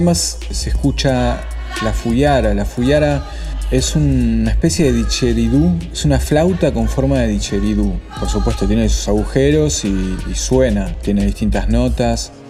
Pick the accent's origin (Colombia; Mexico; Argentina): Argentina; moved away as an adult; also born or lived in Buenos Aires; now in Slovakia; ser de, de, un país como Argentina